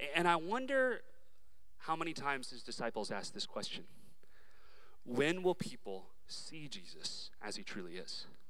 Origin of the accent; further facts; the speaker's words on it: Dallas, Texas, United States; I was raised in Dallas, Texas